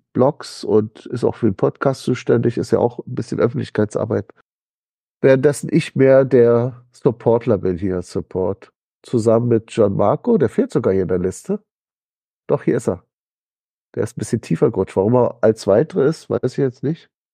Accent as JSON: {"language": "German", "region": "Berlin", "country": "Germany", "said": "Ich bin ja so als Berliner"}